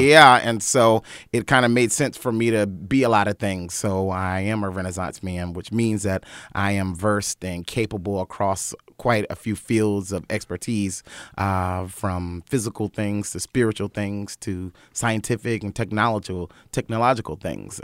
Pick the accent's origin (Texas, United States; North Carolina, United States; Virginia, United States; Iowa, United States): North Carolina, United States; Wilmington; moved away; I'm from Wilmington, North Carolina. I'm from a family of singers, preachers, civil rights activists